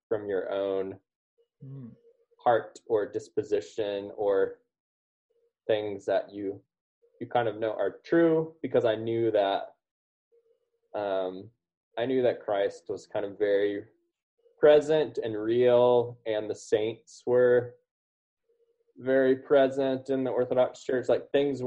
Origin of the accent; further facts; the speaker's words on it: United States; growing up in the United States and in the West